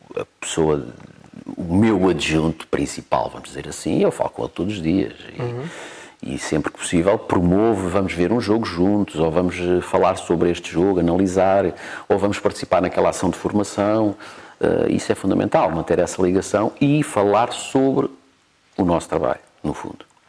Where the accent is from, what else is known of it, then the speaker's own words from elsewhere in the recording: Cascais, Lisbon, Portugal; also born or lived in Mozambique; eu cresci em Cascais